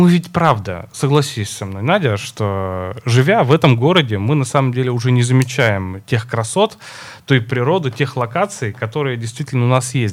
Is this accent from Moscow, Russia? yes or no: no; Perm, Perm Krai, Russia; я коренная пермячка.